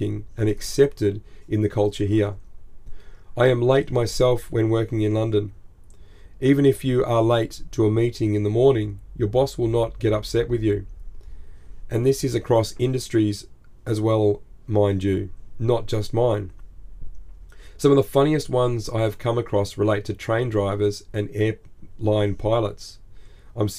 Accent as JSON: {"language": "English", "country": "Australia"}